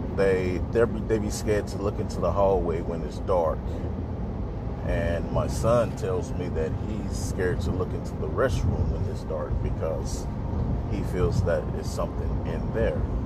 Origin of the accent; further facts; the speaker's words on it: Mississippi, United States; now in Texas, United States; I'm a artist from Mississippi. I currently stay in Texas